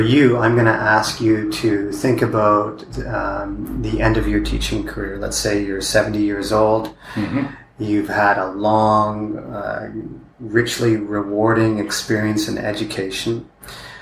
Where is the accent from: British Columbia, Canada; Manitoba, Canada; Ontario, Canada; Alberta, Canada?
Ontario, Canada; 2 hours from London; moved away as an adult; now in Cambodia; London, Ontario, which is like 2 hours from my hometown.